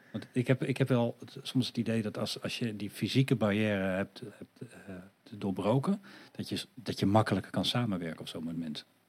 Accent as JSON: {"language": "Dutch", "country": "Netherlands", "tie": "born or raised there", "said": "Wel hier geboren en getogen"}